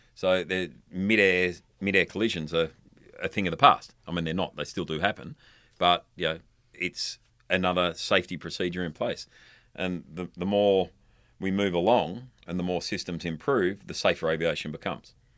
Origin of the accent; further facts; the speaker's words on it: Darwin, Northern Territory, Australia; also born or lived in London; my hometown, uh, or in Darwin, the Northern Territory